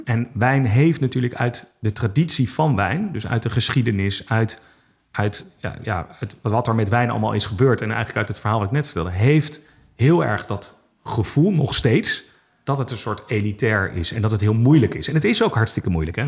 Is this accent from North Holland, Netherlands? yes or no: yes; Amsterdam, North Holland, Netherlands; also born or lived in Utrecht; ik ben eh, in Amsterdam opgegroeid, geboren, opgegroeid, in Utrecht gestudeerd